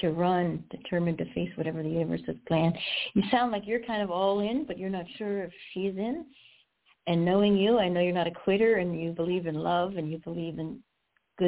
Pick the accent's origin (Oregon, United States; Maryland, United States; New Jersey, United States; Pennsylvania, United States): New Jersey, United States; Collingswood; I'm really from Collingswood